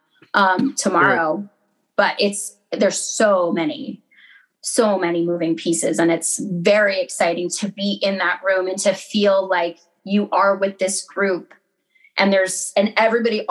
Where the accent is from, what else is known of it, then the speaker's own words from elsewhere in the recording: New England, United States; moved away as an adult; now in New York, United States; I'm from New England